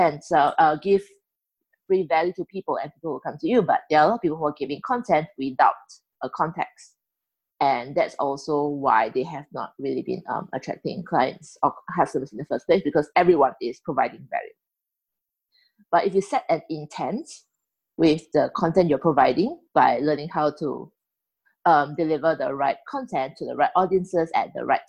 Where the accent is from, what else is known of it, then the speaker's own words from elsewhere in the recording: Singapore; I'm from Singapore. I'm a Chinese Singaporean